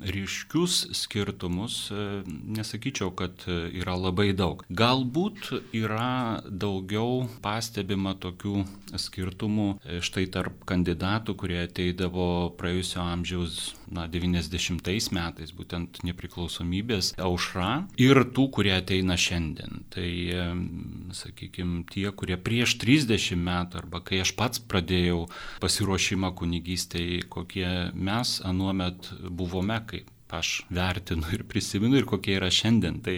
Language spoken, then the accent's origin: Lithuanian; Lithuania; mes, lietuviai, esam katalikai, na, tas e, kultūriškai tarsi įrašyta į, e, į mūsų e, vydų.